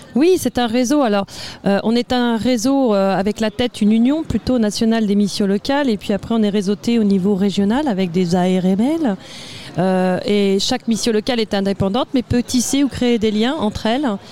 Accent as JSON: {"language": "French", "region": "Normandy", "country": "France", "said": "je viens de Normandie, ça va peut-être s'entendre sur l'accent, j'ai pas votre accent."}